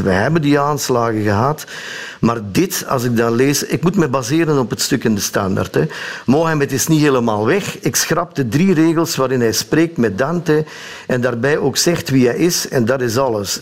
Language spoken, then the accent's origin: Dutch; Sint-Niklaas, Flanders, Belgium; Ik ben geboren in Sint-Niklaas, de stad